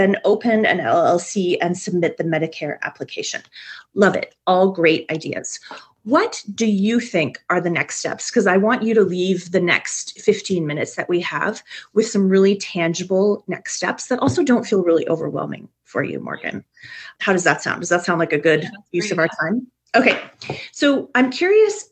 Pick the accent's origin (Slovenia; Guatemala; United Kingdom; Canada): Canada; I'm a Canadian